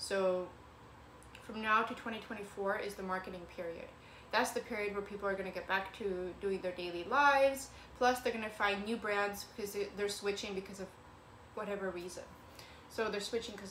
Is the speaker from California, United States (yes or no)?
no; Kent, Washington, United States; also born or lived in Ukraine / Federal Way, Washington; now in Seattle, United States; I was born in Ukraine and I moved over to America, and then we moved to Kent and Federway and then back to Kent